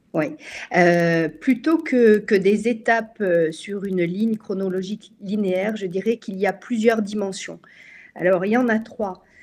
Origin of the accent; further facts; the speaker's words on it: France; chez nous en France